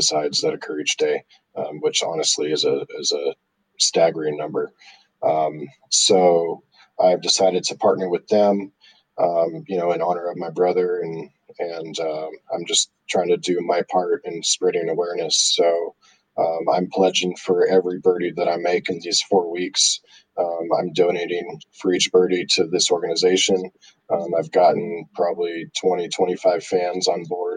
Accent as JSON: {"language": "English", "region": "Southern California", "country": "United States", "tie": "born or raised there", "said": "Growing up in Southern California, I got to play a Junior World event there"}